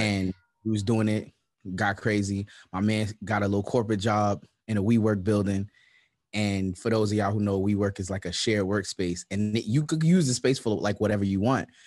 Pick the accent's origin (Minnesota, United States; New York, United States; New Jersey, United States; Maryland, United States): New York, United States; New York City; I'm from Brownsville